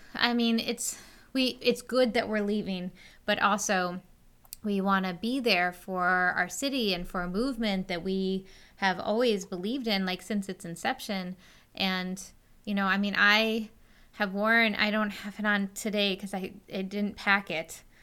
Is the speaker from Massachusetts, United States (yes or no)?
no; Western New York, United States; I grew up out here in Western New York